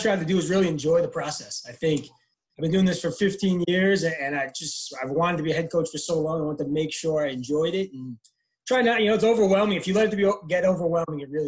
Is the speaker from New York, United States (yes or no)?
yes; Baldwin, New York, United States; growing up in Long Island